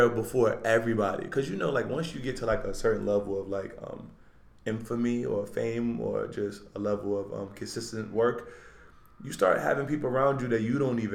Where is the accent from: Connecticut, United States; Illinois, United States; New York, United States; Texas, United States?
New York, United States; New York City; I'm from Uptown Harlem